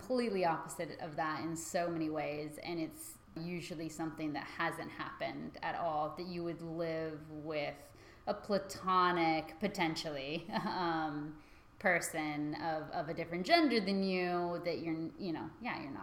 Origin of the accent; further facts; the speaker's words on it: United States; both being American